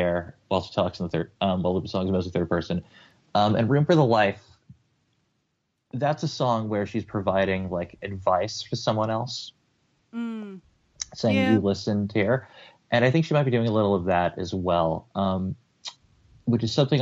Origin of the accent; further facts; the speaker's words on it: United States; as an American Anglophile